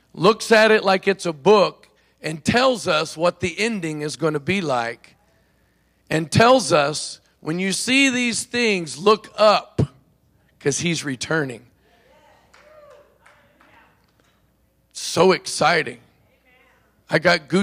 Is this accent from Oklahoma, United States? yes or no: yes; Oklahoma, United States; I'm from Oklahoma, actually. It's where I was born and grew up.